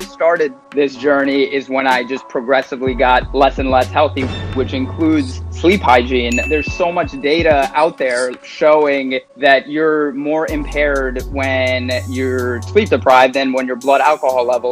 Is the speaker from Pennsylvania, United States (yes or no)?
no; Queens and Long Island, New York, United States; I grew up outside of New York City in Queens and Long Island